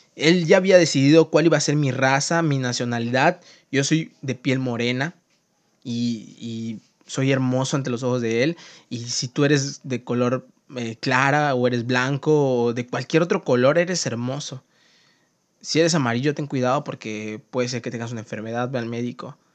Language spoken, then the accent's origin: Spanish; Mexico; also born or lived in Mérida, Yucatán; yo soy mexicano y vivo en Yucatán, en Mérida